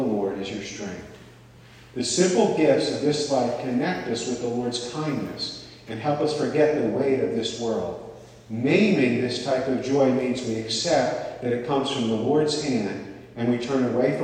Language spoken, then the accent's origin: English; the North, United States; also born or lived in Long Island; I grew up in the North